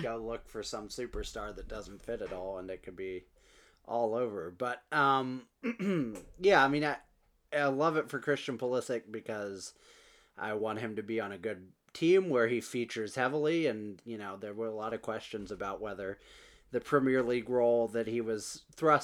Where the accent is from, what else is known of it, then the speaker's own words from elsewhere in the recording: United States; as an American